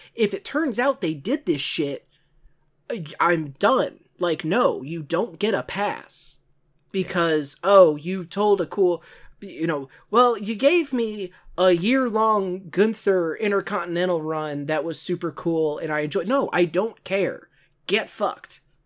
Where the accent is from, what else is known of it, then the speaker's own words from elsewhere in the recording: St. Louis, Missouri, United States; Can you tell I'm from the St. Louis area?